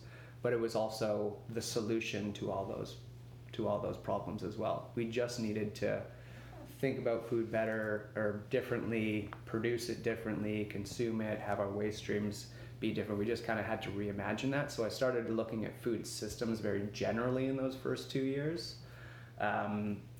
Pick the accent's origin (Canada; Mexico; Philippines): Canada; Vancouver, British Columbia; also born or lived in Victoria; I grew up in Vancouver